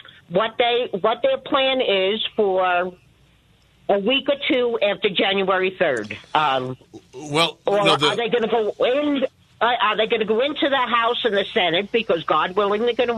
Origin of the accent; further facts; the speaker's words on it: New York, United States; moved away; I'm originally from New York